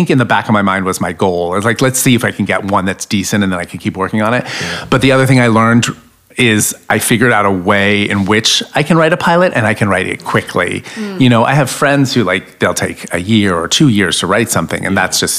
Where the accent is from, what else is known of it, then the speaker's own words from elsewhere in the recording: Florida, United States; now in New York, United States; I grew up trailer trash in Florida